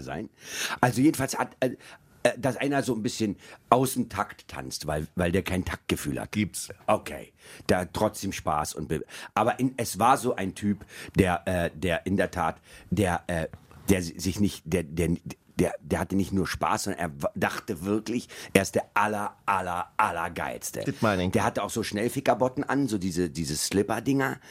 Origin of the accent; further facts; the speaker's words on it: Berlin, Germany; Ich komme so. aus West-Berlin